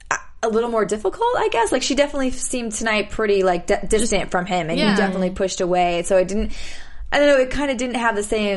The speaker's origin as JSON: {"language": "English", "region": "Midwest", "country": "United States", "also_born_or_lived": "New York", "moved": "yes", "said": "I'm from the Midwest"}